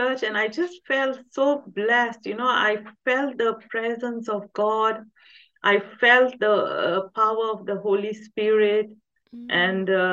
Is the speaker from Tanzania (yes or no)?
yes; Tanzania; moved away as an adult; now in England, United Kingdom; I was born there and I grew up in Tanzania. I only came to England in 2007